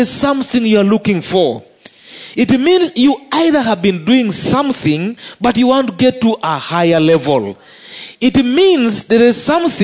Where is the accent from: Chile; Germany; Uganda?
Uganda; as a Ugandan